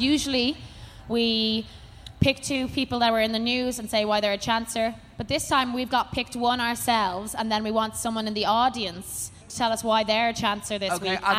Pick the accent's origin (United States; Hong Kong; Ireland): Ireland; Howth, Leinster; I'm from Hoth.